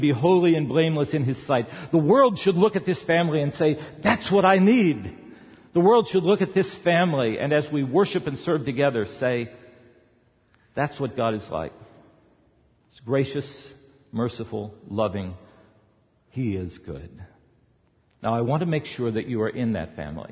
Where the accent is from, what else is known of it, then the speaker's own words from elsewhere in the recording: the South, United States; I grew up in the South